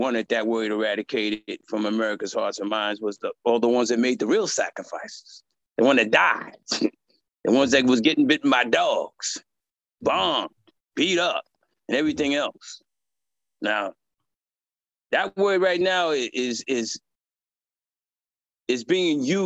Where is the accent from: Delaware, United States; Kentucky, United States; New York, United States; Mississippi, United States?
New York, United States; moved away as an adult; now in California, United States; I'm from New York, lived there all my life. And I moved to Cali